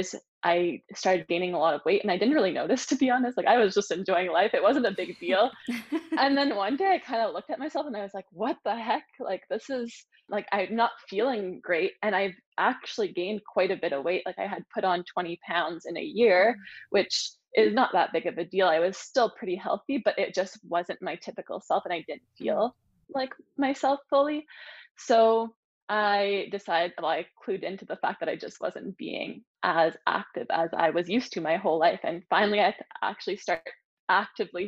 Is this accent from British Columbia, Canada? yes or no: no; Sudbury, Ontario, Canada; moved away as an adult; also born or lived in Ottawa / Toronto; I'm from a small town. I'm from Sudbury.